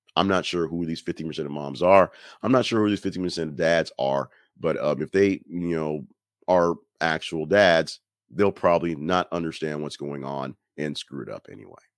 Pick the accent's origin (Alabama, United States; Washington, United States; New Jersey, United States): Alabama, United States; I'm from Alabama